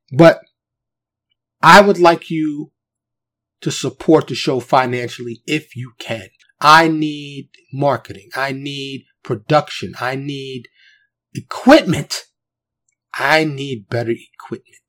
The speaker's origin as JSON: {"language": "English", "town": "New York City", "region": "New York", "country": "United States", "tie": "born or raised there", "moved": "yes", "lives_now": "Dallas, United States", "said": "I grew up in New York City, born and raised native New Yorker. Of course, I live in Texas now in the Dallas area"}